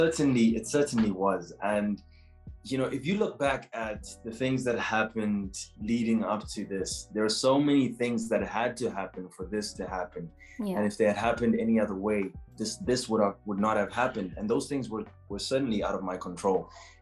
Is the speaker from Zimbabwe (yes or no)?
yes; Zimbabwe; now in South Africa; I am from Zimbabwe. I was born in Zimbabwe and I moved to South Africa in 2008.